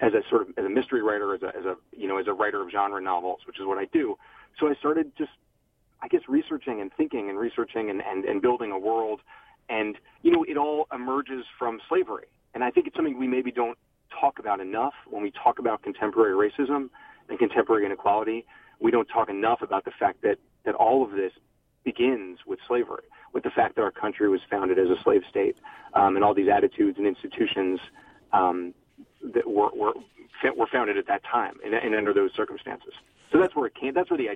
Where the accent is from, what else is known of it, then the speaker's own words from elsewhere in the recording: United States; as a human, as an American